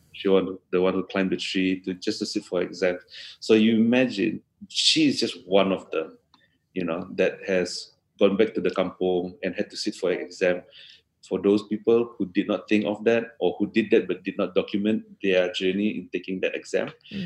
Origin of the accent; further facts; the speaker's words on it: Kota Kinabalu, Sabah, Malaysia; here in my hometown in KK.